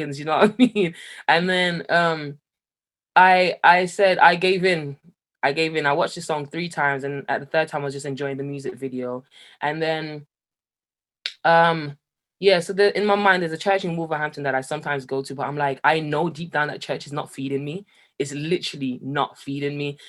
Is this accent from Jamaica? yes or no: yes; Jamaica; now in Birmingham, United Kingdom; I grew up in Jamaica